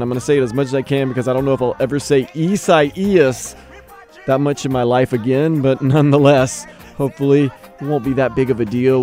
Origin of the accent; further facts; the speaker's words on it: New Orleans, Louisiana, United States; now in Miami, United States; I'm originally from New Orleans